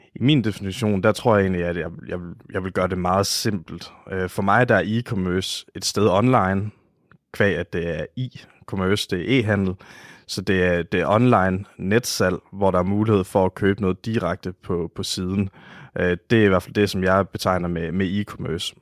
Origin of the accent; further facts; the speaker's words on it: Oksbøl, Southern Denmark, Denmark; jeg kommer fra Varde omegn, en lille by, der hedder Oksbøl